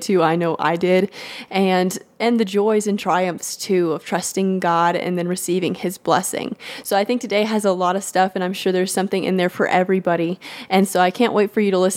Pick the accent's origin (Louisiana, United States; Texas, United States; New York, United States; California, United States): Texas, United States; I'm also born and raised in Texas